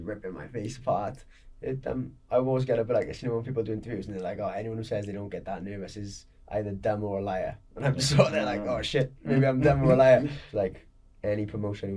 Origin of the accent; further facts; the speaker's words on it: Porthcawl, Wales, United Kingdom; I grew up in Perthcawl